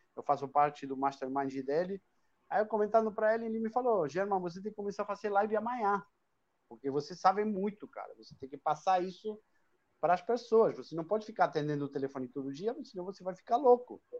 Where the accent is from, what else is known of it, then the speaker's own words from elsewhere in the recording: Argentina; accent: Argentine; Portuguese is a second language; moved away as an adult; now in Brazil; esse sotaquezinho aí que não sai, é, porque eu sou argentino, moro aqui no Brasil há 21 anos